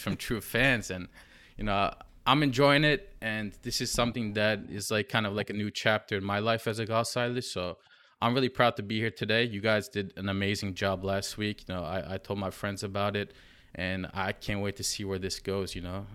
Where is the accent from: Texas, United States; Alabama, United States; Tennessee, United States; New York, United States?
New York, United States; I'm from New York, just like Emre